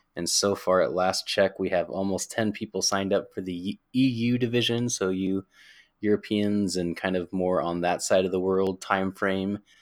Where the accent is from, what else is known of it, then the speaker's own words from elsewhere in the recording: Pacific Northwest, United States; Pacific Northwest for life.